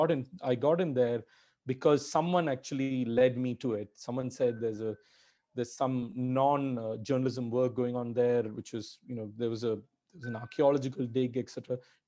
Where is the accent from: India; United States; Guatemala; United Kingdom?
India; English is a second language; Being an Indian is a huge disadvantage or being where I'm from, being, from the emerging world.